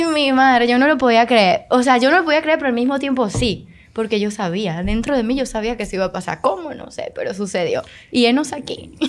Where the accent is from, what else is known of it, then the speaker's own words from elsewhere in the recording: Venezuela; moved away as an adult; now in Dominican Republic; soy venezolana. Eh, tengo algunos seis años viviendo acá en República Dominicana